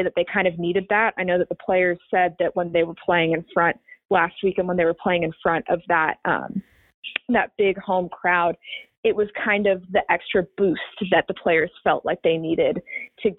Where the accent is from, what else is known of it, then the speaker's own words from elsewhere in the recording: Kansas City, United States; now in Orlando, United States; I'm from Kansas City, big soccer city, big sports city in general